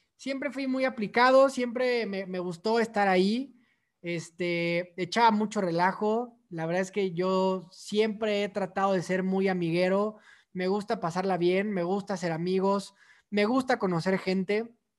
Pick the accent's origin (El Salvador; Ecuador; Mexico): Mexico; Mexico City; soy originario de la Ciudad de México